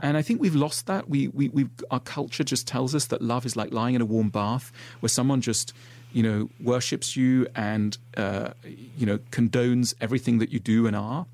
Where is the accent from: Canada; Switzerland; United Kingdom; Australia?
Switzerland; I grew up in Switzerland